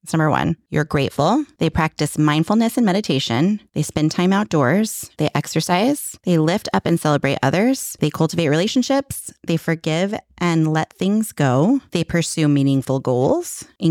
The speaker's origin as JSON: {"language": "English", "region": "California", "country": "United States", "said": "Yeah, because we were chatting before and I'm from"}